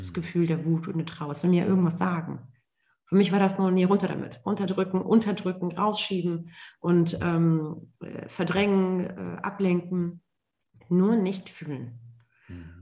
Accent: Germany; ich ähm, gebürtige Deutsche bin, allerdings Wurzeln in Marokko und Tunesien habe

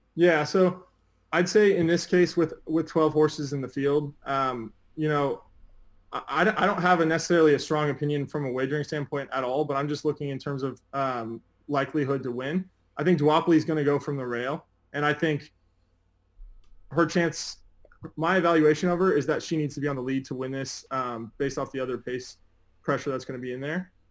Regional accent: Del Mar, California, United States; I grew up in Del Mar

